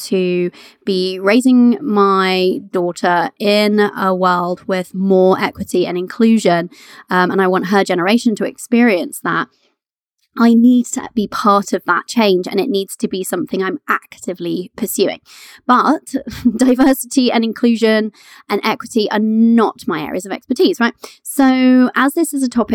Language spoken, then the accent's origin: English; Canada; now in United Kingdom; I was born in Canada